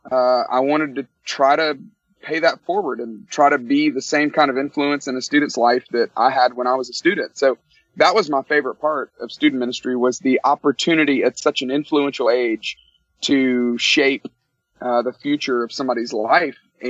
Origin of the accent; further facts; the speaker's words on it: Tuscaloosa, Alabama, United States; moved away as an adult; now in Atlanta, United States; I grew up in Tuscaloosa, Alabama